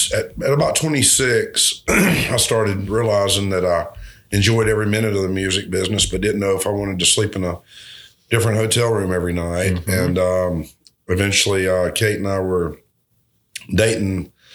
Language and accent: English; Albany, United States; my hometown